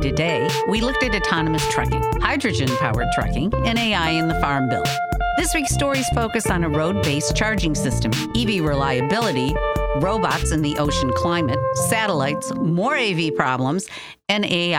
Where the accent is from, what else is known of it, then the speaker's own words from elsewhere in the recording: Detroit, Michigan, United States; In my hometown of Detroit